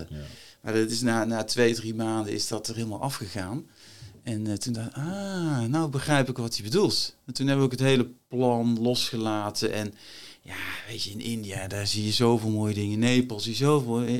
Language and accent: Dutch; Helvoort, North Brabant, Netherlands; also born or lived in Berkel-Enschot; Nou, ik, ik ben een Brabander, opgegroeid, geboren in Berken-Enschot en opgegroeid in Helvoort, klein dorpje.